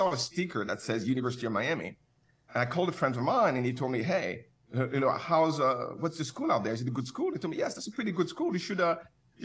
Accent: Paris, Île-de-France, France; moved away as an adult; also born or lived in Cameroon / Canada; now in Santa Monica, United States; I'm from Paris

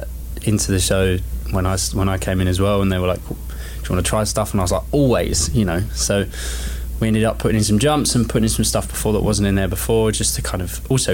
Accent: London, United Kingdom; I'm not from around here. I'm from London

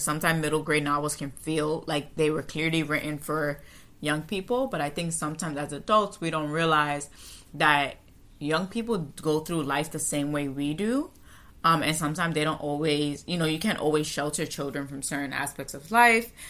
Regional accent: United States; as an American, as a Western person

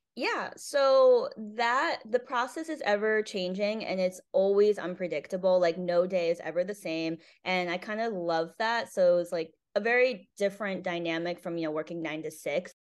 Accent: Cheshire, Connecticut, United States; also born or lived in South Korea; I grew up in Connecticut, a small town called Cheshire

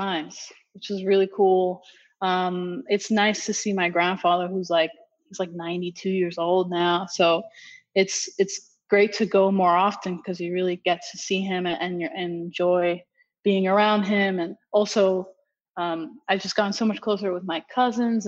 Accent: Miami, Florida, United States; also born or lived in Dominican Republic; Miami girl through and through. I've been here pretty much my whole life

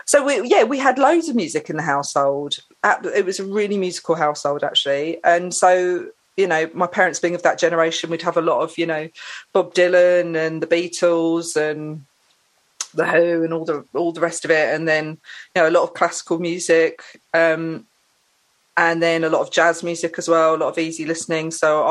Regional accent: Saffron Walden, East of England, United Kingdom; I grew up in Essex. Okay. I grew up in Saffron Walden. And I grew up in a household which was very mixed musically.

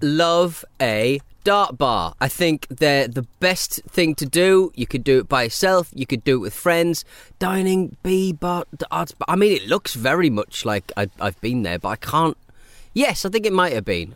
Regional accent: Hartlepool, North East England, United Kingdom; growing up in Hartlepool, we were obviously seafaring town

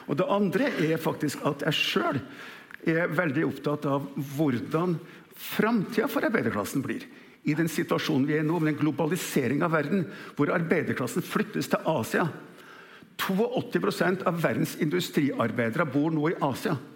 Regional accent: Kjeller, Akershus, Norway; Så vokste jeg opp senere ved Kjeller flyfabrikk. Vi hadde, vi hadde tjenestebolig innpå fabrikken.

